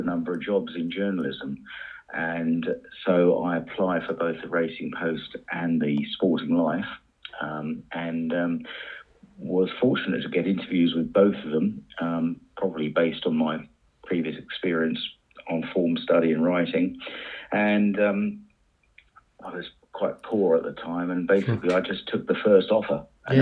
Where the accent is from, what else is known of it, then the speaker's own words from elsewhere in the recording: Shoreham-by-Sea, South East England, United Kingdom; my hometown of Shoreham-by-Sea